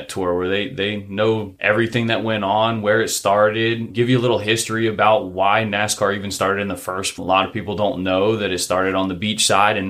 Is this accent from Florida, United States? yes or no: yes; Lake Helen, Florida, United States; I grew up in Lake Helen, Florida, which is a little small town just outside of DeLand. We don't really necessarily have any stoplights, or we don't have any at all.